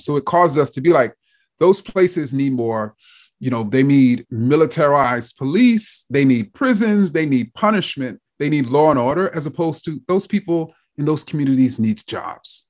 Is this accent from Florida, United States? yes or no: no; New York City, New York, United States; I grew up in Jamaica, Queens, and so I came up on Queens hip hop in particular.